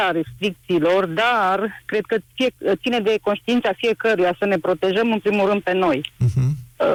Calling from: Alba Iulia, Alba County, Romania; sunt din Alba Iulia și vreau să spun, vă spun că sunt uh, asistentă medicală.

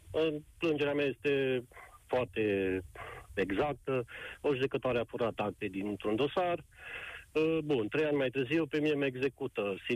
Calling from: Baia Mare, Maramureș County, Romania; Uh, bună seara, vă sunt de la Baia Mare.

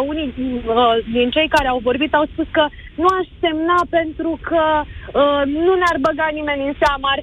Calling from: Iași, Iași County, Romania; Din Iași.

